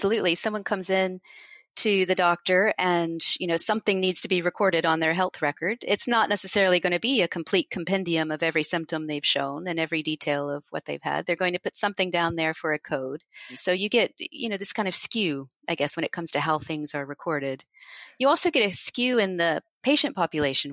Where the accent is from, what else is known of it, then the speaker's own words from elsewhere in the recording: United States; now in United Kingdom; I'm from the United States